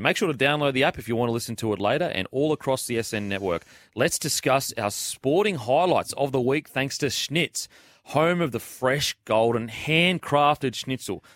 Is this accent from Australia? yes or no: yes; Queensland, Australia; Being a Queenslander